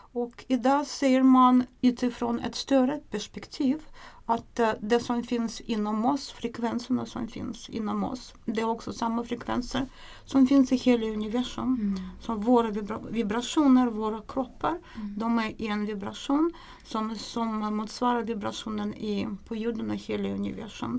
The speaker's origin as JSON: {"language": "Swedish", "country": "Russia", "second_language": "Swedish", "moved": "as an adult", "lives_now": "Sweden", "said": "Jag kommer från, ursprungligen från Ryssland. Jag kom till Sverige 1993"}